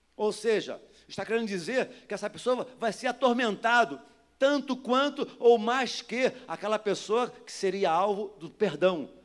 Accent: Duque de Caxias, Rio de Janeiro, Brazil; moved away; eu sou nascido e criado em Duque de Caxias, no Jardim Metrópolis. Jardim Metrópolis, São João de Meriti. Depois vim para cá.

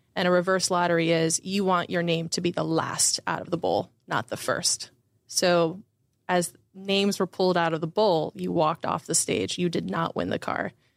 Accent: Windermere, Florida, United States; I grew up in Southwest Orlando, Florida, in a town called Windermere

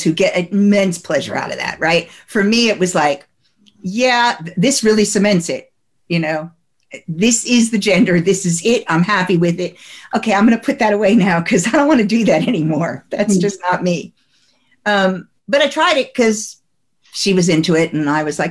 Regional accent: New Jersey, United States; I come from New Jersey

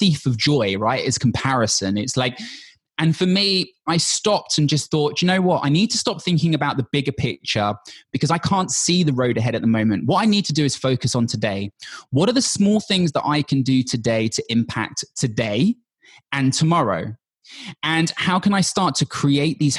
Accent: London, United Kingdom; I'm from London, born and bred.

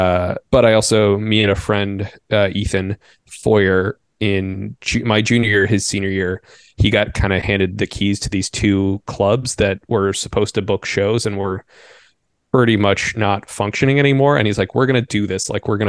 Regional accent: Bethesda, Maryland, United States; now in Chicago, United States; I grew up in the suburbs of DC. I grew up in Bethesda, Maryland, which is just over right the border.

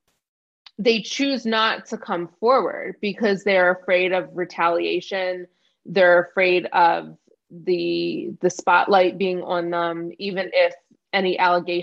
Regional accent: New Jersey, United States; I grew up in New Jersey, so sweet tea isn't really a thing

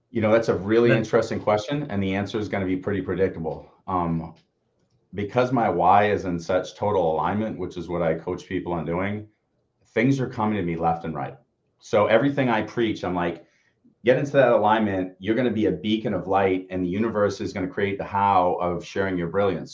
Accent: Peabody, Massachusetts, United States; We grew up in Peabody

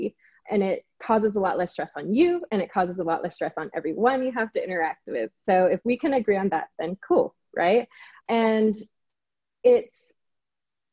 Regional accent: Singapore; now in Los Angeles, United States; I'm from Singapore originally, but now I live

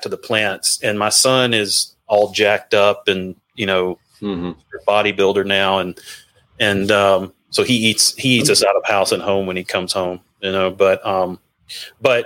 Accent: Mississippi, United States; moved away; also born or lived in Nashville / Georgia / Alabama; growing up in the South

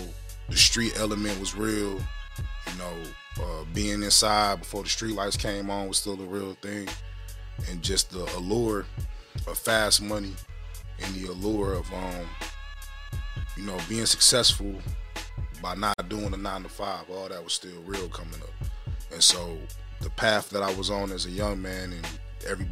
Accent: Detroit, Michigan, United States; also born or lived in Kalamazoo, Michigan; growing up in Detroit with the whole boss up mentality

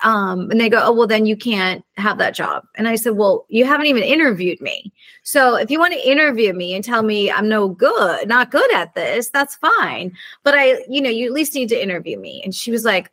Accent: Santa Barbara, California, United States; I grew up in Santa Barbara

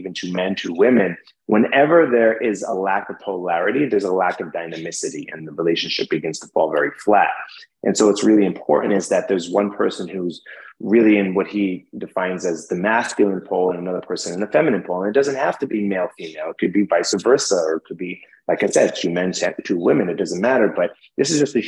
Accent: New York City, New York, United States; I'm from New York City.

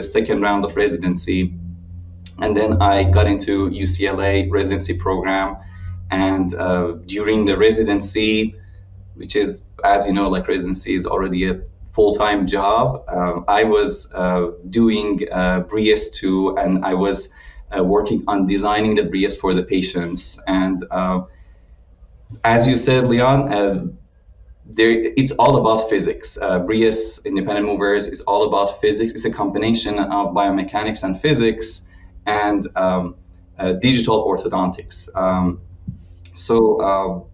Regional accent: Iran; moved away as an adult; also born or lived in Illinois, United States; now in United States; I'm originally from Iran and I did my education in dentistry and orthodontics

